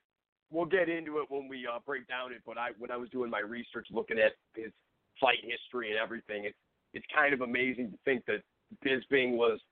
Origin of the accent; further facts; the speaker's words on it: Cleveland area, Ohio, United States; We got the champion from my hometown, Stipe Miocic